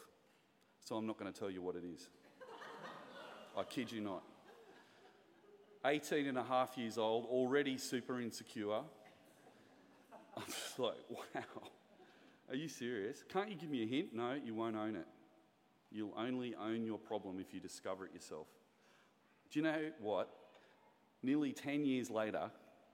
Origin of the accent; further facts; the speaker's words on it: the Shire, New South Wales, Australia; the Shire